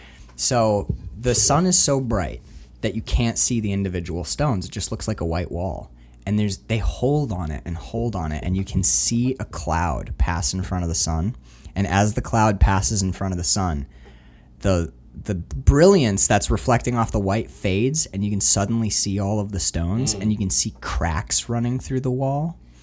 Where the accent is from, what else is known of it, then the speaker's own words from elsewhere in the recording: Canada; I told people I was from Canada. I figured it out like 3 weeks in. I was like, they're like American, and I have that kind of Uper accent. So it's like, no, Canadian.